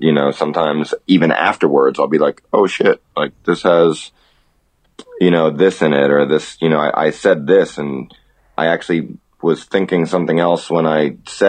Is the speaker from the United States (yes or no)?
yes; New York City, New York, United States; moved away as an adult; also born or lived in Warwick, New York / Brooklyn / Manhattan / Vermont; now in South Korea; I'm from New York. I grew up in, you know, in Queens, but I've lived sort of in a bunch of different places.